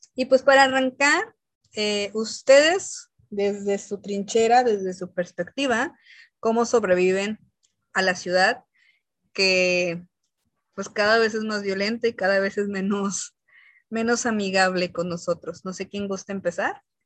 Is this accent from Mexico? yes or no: yes; Jalisco, Mexico; los que somos de Jalisco